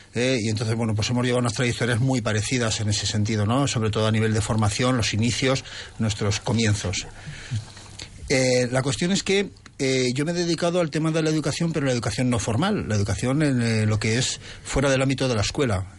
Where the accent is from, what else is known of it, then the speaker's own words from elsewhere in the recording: Zaragoza, Aragon, Spain; moved away as an adult; now in Peralta de la Sal, Spain; Yo soy urbanita total y soy de Zaragoza y me encanta Zaragoza.